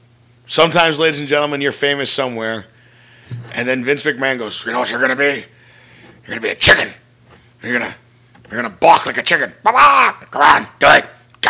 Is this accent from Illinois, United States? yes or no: yes; Chicago, Illinois, United States; he's from Brooklyn and I'm from Chicago.